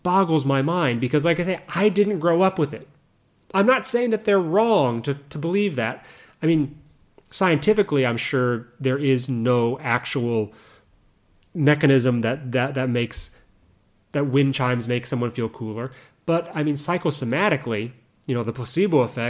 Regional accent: United States; moved away as an adult; now in Japan; I'm an American who has been living in Japan for a decade and a half and more at this point

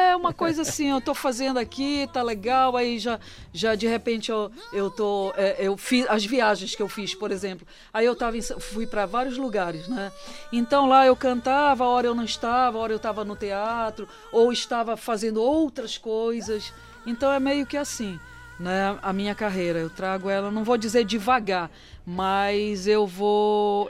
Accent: Belém, Pará, Brazil; um período que eu volto para Belém

